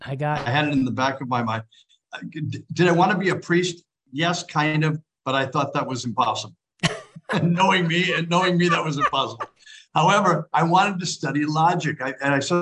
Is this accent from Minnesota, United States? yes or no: yes; St. Paul, Minnesota, United States; moved away as an adult; also born or lived in Green Bay / Rome; I was born on August 16th in 1950 in St. Paul, Minnesota